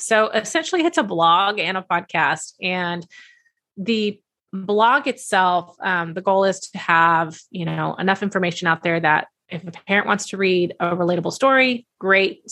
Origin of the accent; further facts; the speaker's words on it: Texas, United States; I'm a big y'all person having been born and raised in Texas